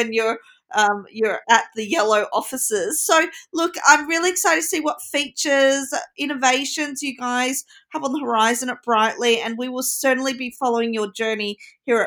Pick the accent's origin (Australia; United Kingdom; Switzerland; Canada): Australia; I'm Australian